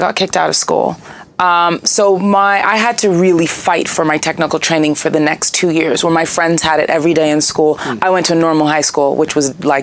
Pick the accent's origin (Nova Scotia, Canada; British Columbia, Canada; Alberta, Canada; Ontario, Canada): Ontario, Canada; Toronto; moved away; I'm from Toronto originally, so I did a lot of stuff in the Toronto music scene in my late teens